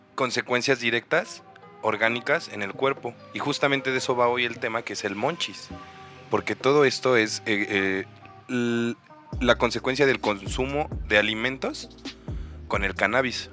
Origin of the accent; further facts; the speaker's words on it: Cuautitlán, State of Mexico, Mexico; yo crecí en Cuauti